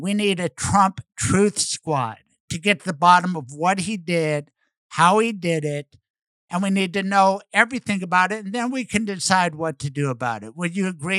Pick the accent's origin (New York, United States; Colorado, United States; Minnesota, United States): Colorado, United States; Denver; I served 16 years as a prosecutor in Denver, Colorado, and I loved it. My hometown